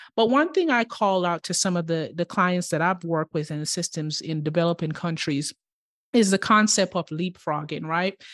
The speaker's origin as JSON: {"language": "English", "town": "Kingston", "country": "Jamaica", "tie": "born or raised there", "moved": "yes", "lives_now": "United States", "said": "I grew up in Kingston in the inner city"}